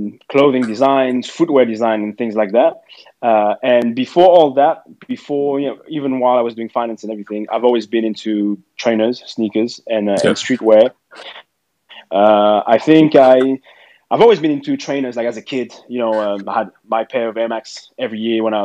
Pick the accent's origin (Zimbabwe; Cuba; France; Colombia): France; Paris, Île-de-France; moved away as an adult; now in London, United Kingdom; I'm French. I'm from Paris originally.